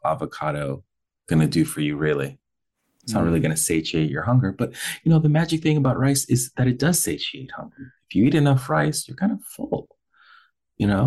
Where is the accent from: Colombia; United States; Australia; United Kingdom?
Colombia; moved away; I am from Colombia